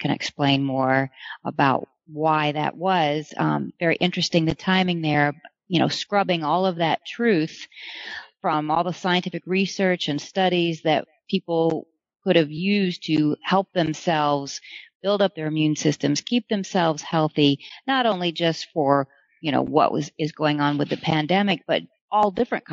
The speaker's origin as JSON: {"language": "English", "region": "the South", "country": "United States", "said": "I'm from the South, so we say y'all."}